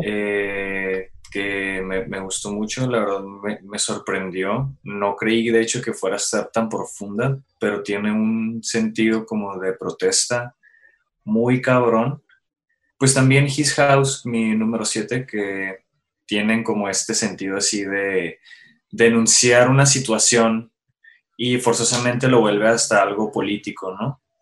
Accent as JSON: {"language": "Spanish", "country": "Mexico", "said": "nosotros como mexicanos"}